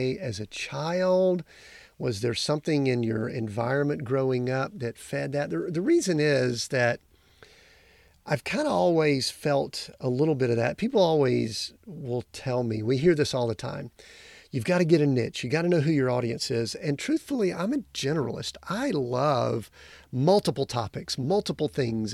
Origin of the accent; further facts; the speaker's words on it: the South, United States; I'm originally from the South